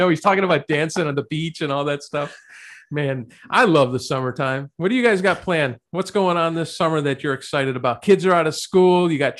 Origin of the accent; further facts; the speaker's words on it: South Florida, United States; I grew up in South Florida.